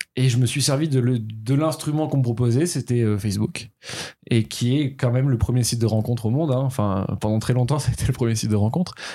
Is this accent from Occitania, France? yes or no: yes; Toulouse, Occitania, France; moved away; also born or lived in Paris; j'étais à Paris, je suis né à Toulouse, mon adolescence est passée à Toulouse